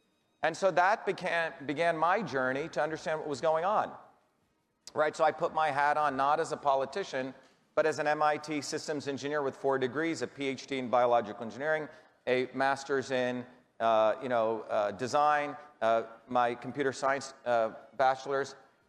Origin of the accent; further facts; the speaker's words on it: Massachusetts, United States; People like Elizabeth Warren, I'm from Massachusetts, and we ran against her.